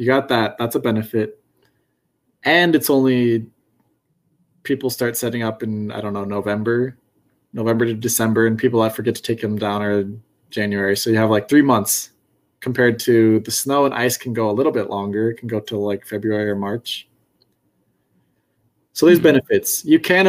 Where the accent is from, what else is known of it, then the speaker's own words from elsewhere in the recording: Washington, United States; I grew up in Washington too, but my parents grew up in like California